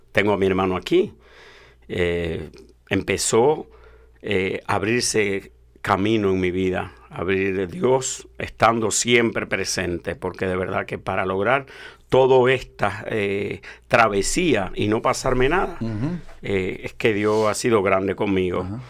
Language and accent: Spanish; Dominican Republic; moved away; Yo vengo de la República Dominicana